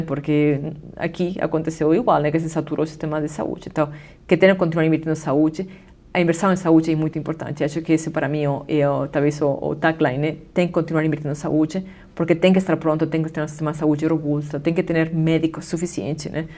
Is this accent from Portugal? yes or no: no; Spain; Portuguese is a second language; now in Brazil; eu sou da Espanha